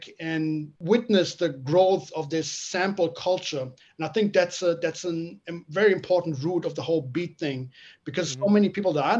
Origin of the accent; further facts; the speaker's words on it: Frankfurt, Hesse, Germany; my hometown, Frankfurt